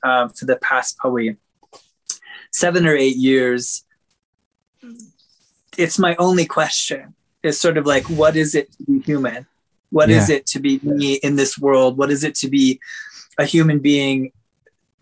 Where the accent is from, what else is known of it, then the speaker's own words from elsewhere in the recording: Minnesota, United States; I was raised in Minnesota